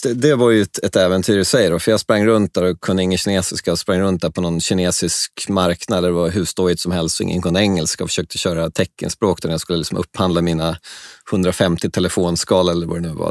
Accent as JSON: {"language": "Swedish", "country": "Sweden", "also_born_or_lived": "China", "said": "jag är svensk"}